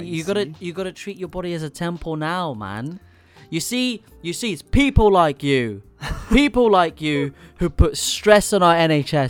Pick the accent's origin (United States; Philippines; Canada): Philippines; now in England; I'm Filipino.